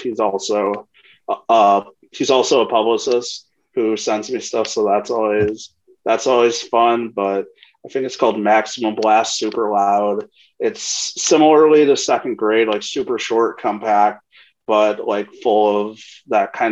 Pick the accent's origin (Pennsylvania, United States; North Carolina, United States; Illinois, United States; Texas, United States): Illinois, United States; Chicago; I'm originally from Bridgeport, so Phil's Pizza.